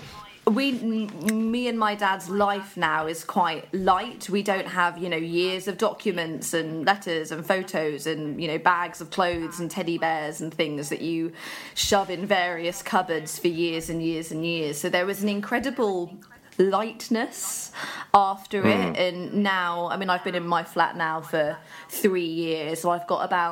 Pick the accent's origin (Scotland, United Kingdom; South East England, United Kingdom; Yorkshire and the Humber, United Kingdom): South East England, United Kingdom; Buckinghamshire; also born or lived in Birmingham / High Wycombe / Marlow; So I lived in Birmingham until I was about 6, and then my dad and I moved to Buckinghamshire. We've dotted around Buckinghamshire. I went to school in High Wycombe.